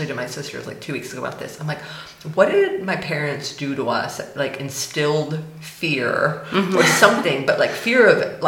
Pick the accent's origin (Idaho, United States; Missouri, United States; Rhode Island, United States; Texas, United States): Texas, United States; moved away; I was raised in Texas